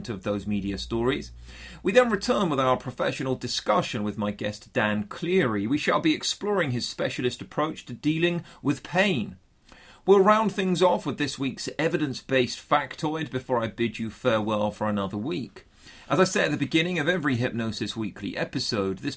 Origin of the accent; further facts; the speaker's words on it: Bournemouth, South West England, United Kingdom; my hometown here on the south coast of England, which is typically a lot warmer than the rest of the UK